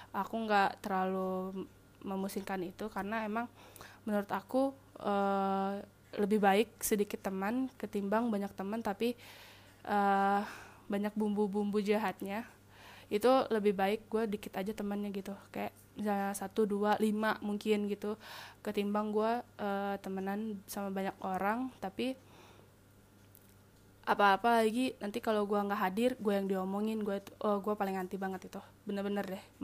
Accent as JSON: {"language": "Indonesian", "region": "Sumatra", "country": "Indonesia", "said": "karena gue emang anak rantau kan di sana gitu kayak gue anak Sumatera mereka orang Jawa"}